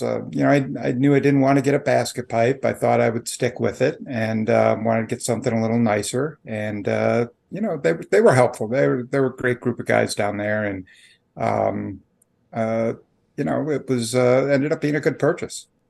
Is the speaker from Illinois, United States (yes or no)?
yes; Chicago area, Illinois, United States; moved away as an adult; also born or lived in Peoria, Illinois; now in Washington, D.C., United States; I grew up in the Chicago area, um, just outside of Chicago, one of the Collar Counties